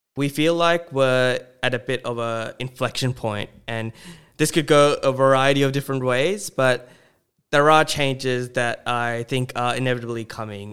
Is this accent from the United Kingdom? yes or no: no; Sydney, New South Wales, Australia; we're from Sydney.